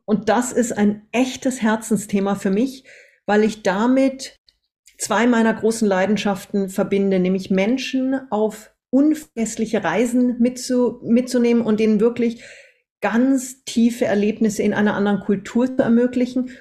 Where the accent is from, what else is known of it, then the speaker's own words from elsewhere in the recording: Austria; moved away as an adult; also born or lived in Munich, Germany / Singapore; wir sind dann mit acht Jahren nach Österreich ausgewandert, erstmal in ein Bergdorf